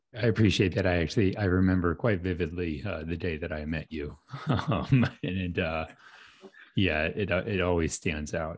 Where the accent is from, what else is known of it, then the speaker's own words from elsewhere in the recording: St. Louis, Missouri, United States; born and raised in St. Louis